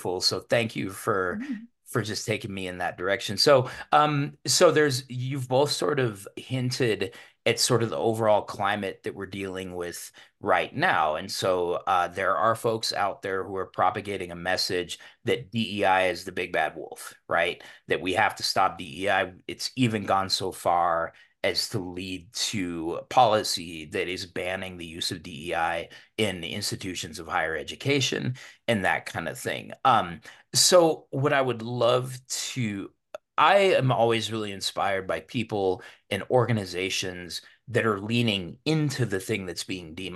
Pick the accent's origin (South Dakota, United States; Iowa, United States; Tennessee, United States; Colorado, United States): Colorado, United States; Denver; I grew up in Denver's historically one of the most segregated cities in the country